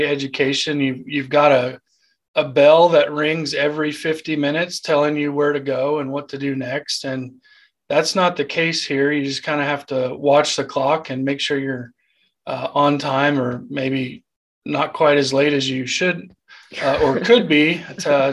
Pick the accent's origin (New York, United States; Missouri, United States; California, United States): Missouri, United States; Eldon; moved away as an adult; now in Maryville, United States; Originally from Eldon, Missouri.